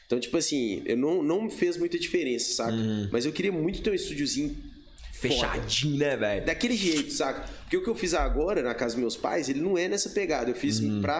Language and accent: Portuguese; Nova Lima, Minas Gerais, Brazil; moved away as an adult; also born or lived in Belo Horizonte; Por mais que eu sou de Nova Lima, muita gente acha, ah, Nova Lima é do lado e tal, mas eu sou da cidade mesmo.